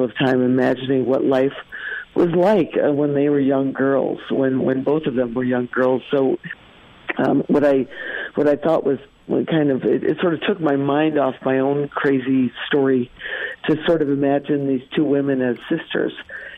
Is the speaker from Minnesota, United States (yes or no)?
yes; Minnesota, United States; We're all originally from Minnesota.